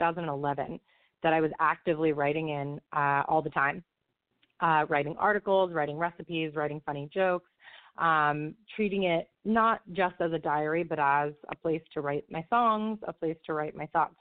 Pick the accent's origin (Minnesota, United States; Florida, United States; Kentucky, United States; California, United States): Florida, United States; just outside of Tampa Bay; moved away as an adult; also born or lived in New York; now in Brooklyn, New York, United States; I was born and raised in Florida. I grew up in Florida, just outside of Tampa Bay